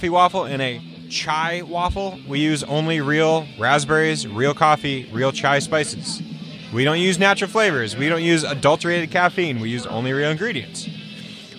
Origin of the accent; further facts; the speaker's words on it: New England, United States; also born or lived in California; now in Vermont, United States; I'm from New England